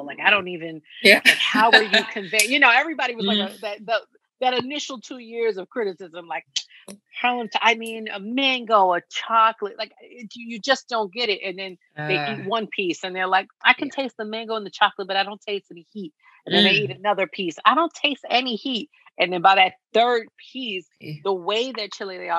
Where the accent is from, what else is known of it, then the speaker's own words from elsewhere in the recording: New York City, New York, United States; I grew up in Lower Harlem, in between the East and the West Side.